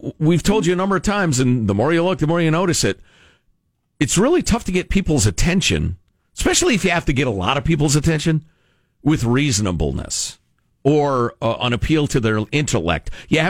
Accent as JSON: {"language": "English", "town": "Brooklyn", "region": "New York", "country": "United States", "said": "I'm from Brooklyn. We speak in strong language."}